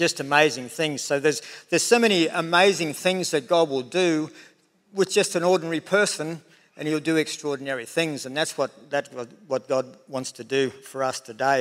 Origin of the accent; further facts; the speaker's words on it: Tenterfield, New South Wales, Australia; that dairy farm that I was brought up in Tenerfield